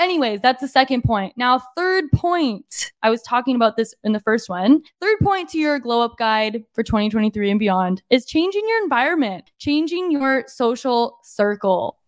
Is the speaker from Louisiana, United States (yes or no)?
no; Lake Havasu City, Arizona, United States; moved away as an adult; now in San Diego, United States; my hometown is, it's growing, like Havasu, Havasu vibes